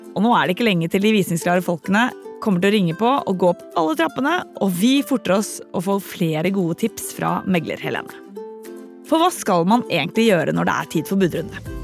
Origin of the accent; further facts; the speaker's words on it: Bærum, Akershus, Norway; Da jeg vokste opp i Bærum på 80- og 90-tallet